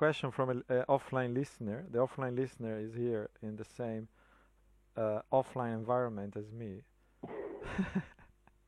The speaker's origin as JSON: {"language": "English", "country": "Italy", "said": "I'm from Italy"}